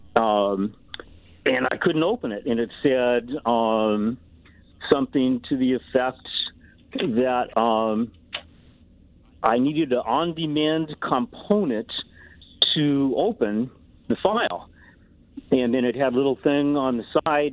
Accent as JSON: {"language": "English", "region": "Colorado", "country": "United States", "moved": "yes", "lives_now": "Iowa, United States", "said": "I'm from Colorado and I have relatives in Colorado"}